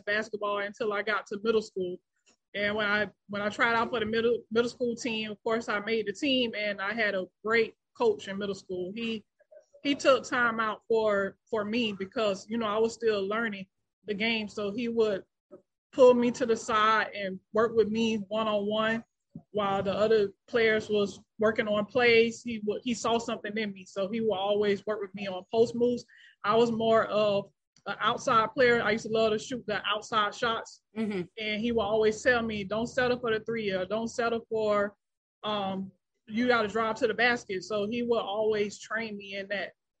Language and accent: English; West Palm Beach, Florida, United States; I grew up in West Palm Beach, Florida.